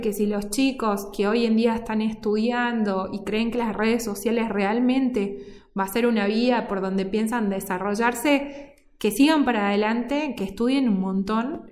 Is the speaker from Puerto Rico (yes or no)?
no; Córdoba, Argentina; now in Salta, Argentina; yo soy cordobesa, vivo en Salta de del 2006, pero yo digo cordobesa de nacimiento, pero salteña